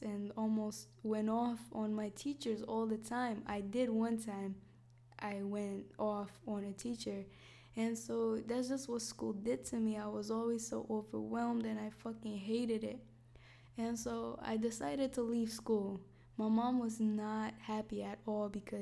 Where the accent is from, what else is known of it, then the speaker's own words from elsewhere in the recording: Iraqi Kurdistan, Kurdistan Region, Iraq; moved away; also born or lived in United States; I was born in Iraqi Kurdistan